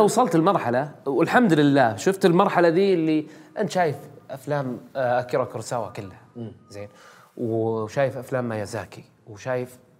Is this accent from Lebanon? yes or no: no; Saudi Arabia; إحنا سعوديين